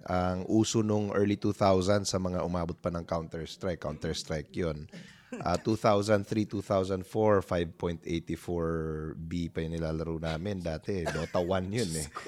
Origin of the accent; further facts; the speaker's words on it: Cebu, Central Visayas, Philippines; moved away; laking probinsya ako, Cebuano ako. Doon ako nag ano, high school, no? Lumipat ako dito.